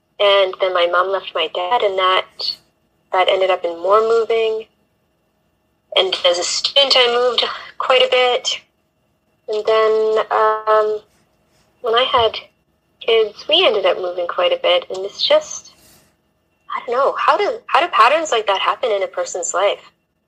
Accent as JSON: {"language": "English", "country": "Canada", "tie": "born or raised there", "moved": "yes", "lives_now": "England, United Kingdom", "said": "I'm a Canadian living in England and Europe on an adventure. And that doesn't really tell you much, but I grew up in kind of small town and moved a lot."}